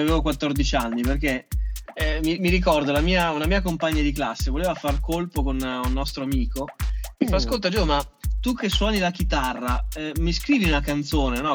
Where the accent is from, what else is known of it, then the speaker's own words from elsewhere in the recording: Ferrara, Emilia-Romagna, Italy; also born or lived in Ischia; anche se sono cresciuto a Ferrara